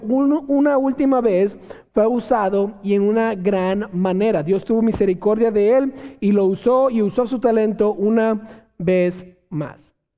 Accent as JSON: {"language": "Spanish", "country": "Mexico", "said": "como buenos mexicanos"}